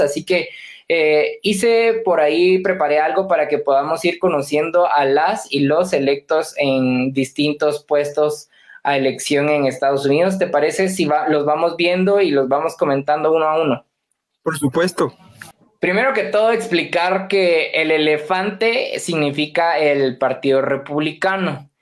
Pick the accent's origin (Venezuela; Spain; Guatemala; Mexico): Guatemala; nosotros los guatemaltecos